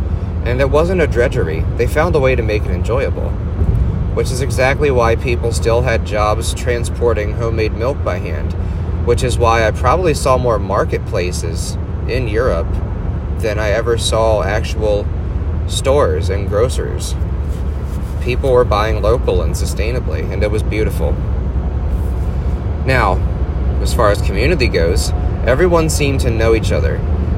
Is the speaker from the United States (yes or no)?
yes; United States